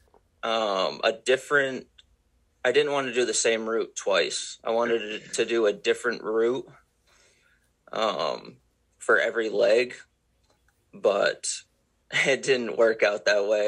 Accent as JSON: {"language": "English", "region": "Maine", "country": "United States", "tie": "born or raised there", "said": "I grew up in Maine and I was 12 years old"}